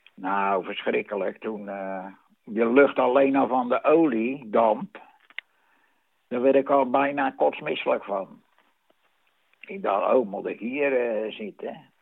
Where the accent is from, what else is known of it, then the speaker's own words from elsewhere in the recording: Vlaardingen, South Holland, Netherlands; ik kom uit Vlaardingen, dat is officieel